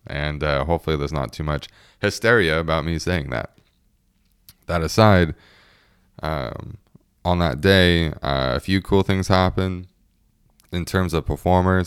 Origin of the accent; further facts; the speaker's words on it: United States; being an American